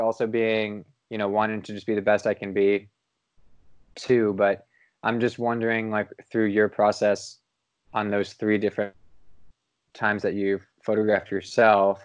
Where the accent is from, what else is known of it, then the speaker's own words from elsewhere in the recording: Cincinnati, Ohio, United States; moved away; it was in my hometown in Cincinnati